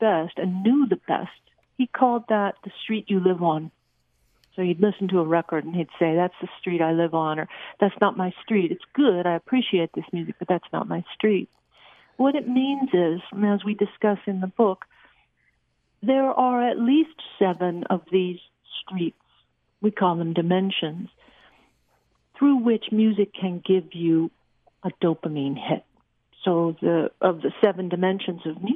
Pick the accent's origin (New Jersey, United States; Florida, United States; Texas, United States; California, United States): California, United States; Southern; I'm from Southern California